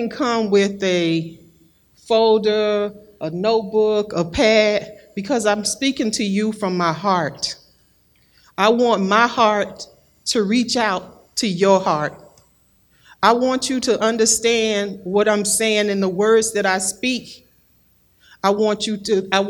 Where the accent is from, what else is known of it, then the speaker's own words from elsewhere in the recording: Florida, United States; I am from Florida. I was born and raised in Florida